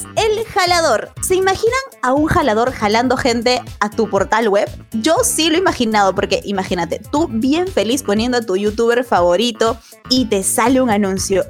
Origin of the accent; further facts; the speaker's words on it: Peru; todos somos bien peruanos